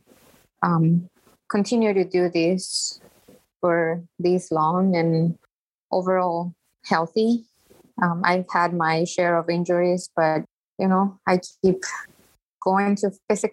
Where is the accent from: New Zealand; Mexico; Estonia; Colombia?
Mexico; moved away as an adult; now in Chicago, United States; I was born and raised in Mexico, and I have been living in the greatest city of the world for the past almost 25 years